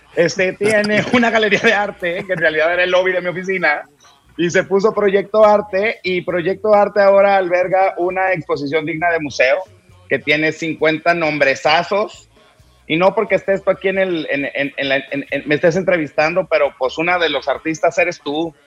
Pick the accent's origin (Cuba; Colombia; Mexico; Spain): Mexico; nosotros como mexicanos